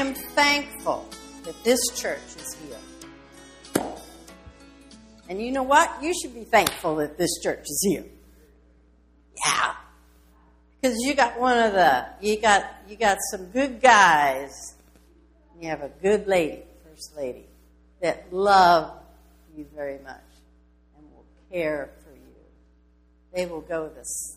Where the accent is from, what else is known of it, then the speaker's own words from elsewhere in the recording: Philadelphia, Pennsylvania, United States; moved away; also born or lived in Levittown, Pennsylvania / outside Boston, Massachusetts / Illinois; I was born and raised out east, Philadelphia